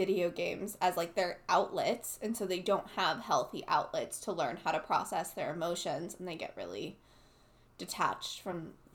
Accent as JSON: {"language": "English", "country": "United States", "tie": "born or raised there", "said": "growing up in America"}